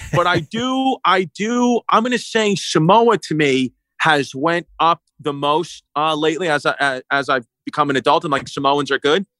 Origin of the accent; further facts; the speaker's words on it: United States; I grew up in the United States of America